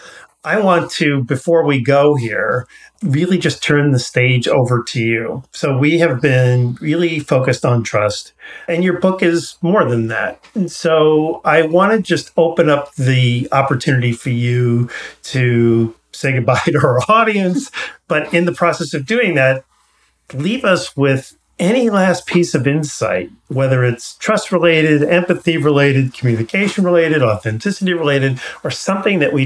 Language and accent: English; Garden City, New York, United States; now in California, United States; I grew up in New York